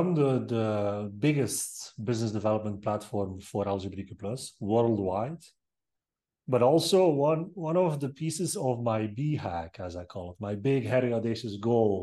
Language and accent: English; Belgium; I'm from Belgium